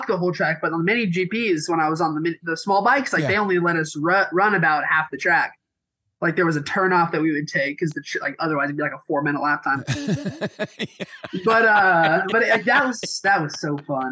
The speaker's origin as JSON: {"language": "English", "town": "Los Angeles", "region": "California", "country": "United States", "tie": "born or raised there", "also_born_or_lived": "Burbank, California / Glendale, California", "said": "I was born in Burbank, but I've been in Glendale for the past 12, 15 years"}